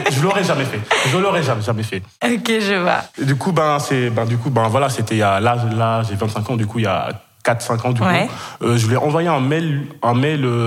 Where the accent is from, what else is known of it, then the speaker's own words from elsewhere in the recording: Kenya; moved away as an adult; also born or lived in Senegal; now in France; je suis sénégalais d'origine, j'ai grandi 12 ans au Kenya, j'ai fait toute, toute ma scolarité là-bas dans un lycée français, et du coup, ben, après, directement après le bac, je suis arrivé en France.